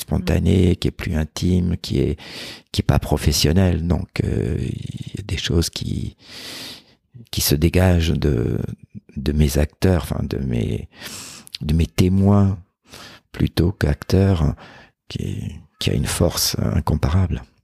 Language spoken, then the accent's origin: French; Corsica, France; chez moi en Corse